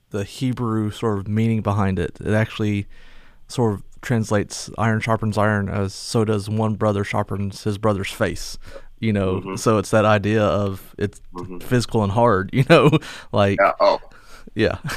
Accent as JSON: {"language": "English", "region": "North Carolina", "country": "United States", "tie": "born or raised there", "said": "in North Carolina and spent a lot of time at the coast"}